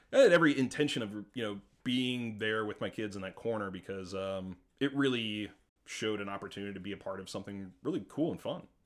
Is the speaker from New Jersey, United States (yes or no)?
no; St. Louis, Missouri, United States; I'm a kid that grew up in Saint Louis